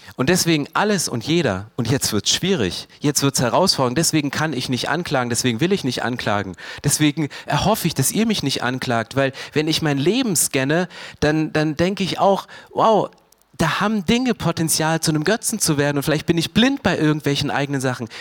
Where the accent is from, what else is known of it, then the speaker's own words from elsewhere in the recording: Germany; Wir sind Deutsche